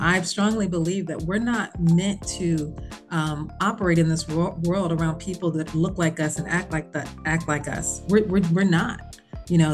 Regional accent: Bloomington, Indiana, United States; moved away as an adult; I was from Bloomington, Indiana

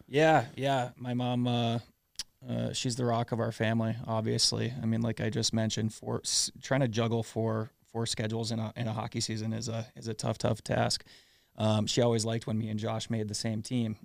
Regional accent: South St. Paul, Minnesota, United States; growing up in South Saint Paul

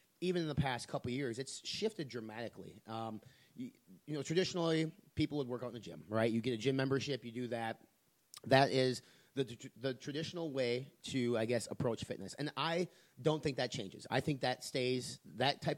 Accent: Wisconsin, United States; My home state, the Wisconsin Badgers

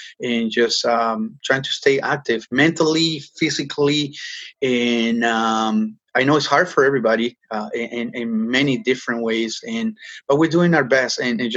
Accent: Peru; now in Toronto, Canada; I grew up in Peru and, you know, surfing the entire coast as a kid

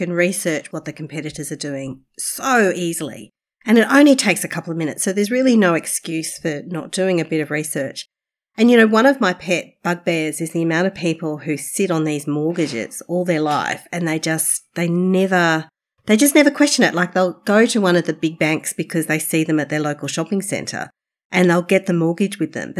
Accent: Australia; also born or lived in China; I'm still Australian

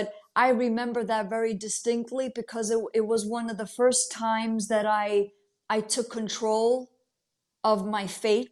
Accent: United States; also born or lived in Italy; I'm an Italian American. I was born here, but my parents were born and raised in Italy

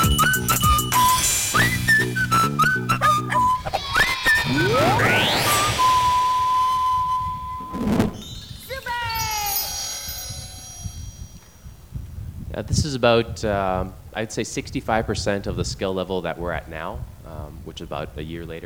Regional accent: Canada; first language Mandarin; English is a second language; moved away as an adult; now in China; I have such a thick, heavy accent, it's because I grew up in Canada

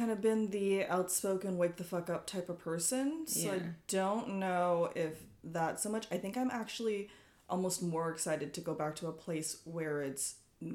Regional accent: Silicon Valley, California, United States; moved away as an adult; also born or lived in Los Angeles; now in Dublin, Ireland; I grew up in the Silicon Valley, which is, like, the most fast-paced environment you could possibly grow up in. And then I moved to L.A.

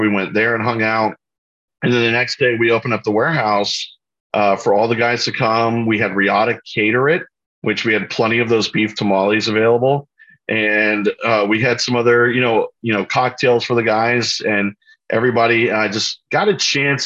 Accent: Orlando, Florida, United States; I grew up in Orlando, Florida

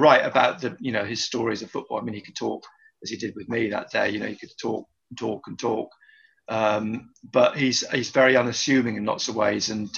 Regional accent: Exeter, South West England, United Kingdom; moved away; also born or lived in Wanstead, East London; I'm from Exeter originally

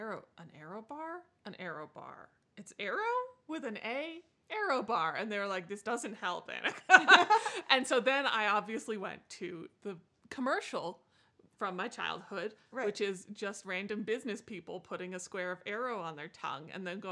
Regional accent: Canada; now in United States; I am from Canada.

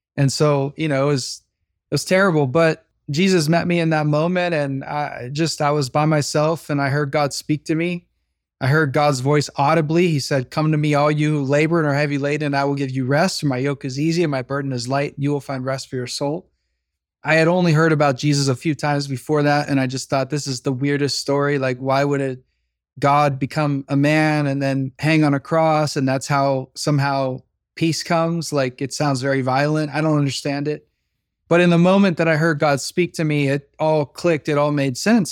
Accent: Midwest, United States; now in Los Angeles, United States; grew up in the Midwest

